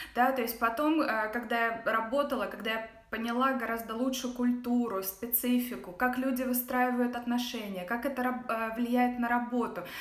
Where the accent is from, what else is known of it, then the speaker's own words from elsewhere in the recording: Russia; moved away as an adult; also born or lived in Ghana / Dubai / Netherlands / Luxembourg; now in United States; я уехала из России восемь ле-, восемь с половиной лет назад